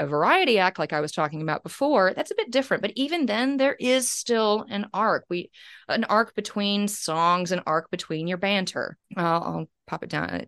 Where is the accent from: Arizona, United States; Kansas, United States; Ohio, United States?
Kansas, United States; now in Australia; I'm from Kansas